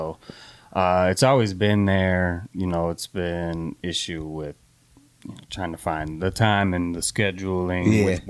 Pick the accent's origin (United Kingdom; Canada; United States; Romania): United States; Houston, Texas; moved away as an adult; Born and raised in Houston. Now I did spend some time away, about 10 years in the military